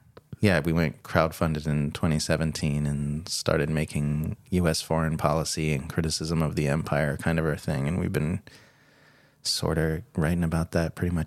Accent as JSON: {"language": "English", "country": "United States", "moved": "as an adult", "lives_now": "Australia", "said": "I'm from the U.S. I came here to marry Caitlin"}